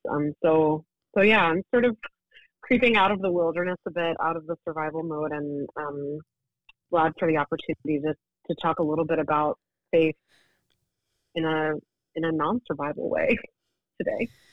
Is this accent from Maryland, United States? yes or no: yes; Baltimore, Maryland, United States; also born or lived in central Pennsylvania; I grew up in the Baltimore area, um, going to a Lutheran congregation